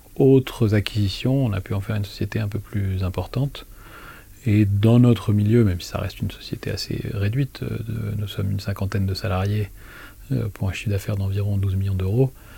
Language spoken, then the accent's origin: French; Thann, Grand Est, France; moved away as an adult; also born or lived in Lille / Nice / United States / Sweden; j'ai passé mon enfance à Tannes, donc je suis un enfant de Tannes